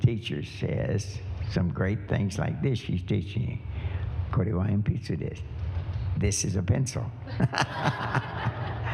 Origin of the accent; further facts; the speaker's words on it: Kentucky, United States; moved away; also born or lived in Japan / Harvey, Illinois; I'm from Kentucky